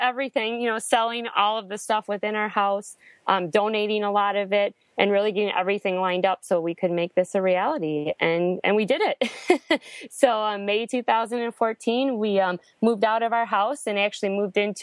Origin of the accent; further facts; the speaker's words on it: Wisconsin, United States; moved away; I'm actually from Wisconsin